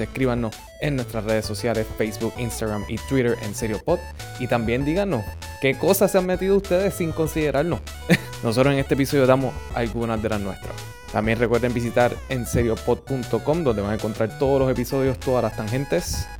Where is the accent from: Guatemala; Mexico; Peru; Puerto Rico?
Puerto Rico